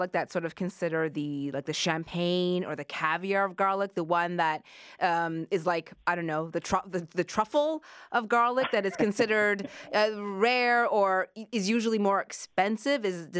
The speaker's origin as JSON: {"language": "English", "region": "East Coast", "country": "Canada", "moved": "yes", "said": "because I'm from the East Coast"}